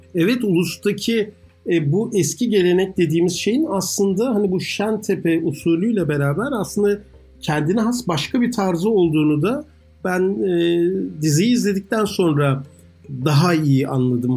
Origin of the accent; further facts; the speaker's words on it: Ankara, Turkey; moved away; Yeni mahallede büyüdüm.